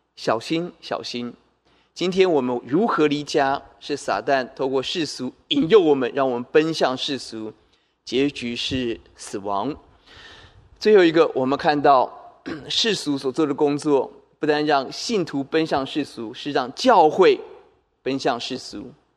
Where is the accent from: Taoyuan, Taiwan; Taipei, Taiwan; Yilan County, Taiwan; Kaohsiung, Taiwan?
Taoyuan, Taiwan; 我也记得我们老家在桃园，在内里一个很低洼的地方，每逢下大雨、台风、天那个水就会淹进房子里头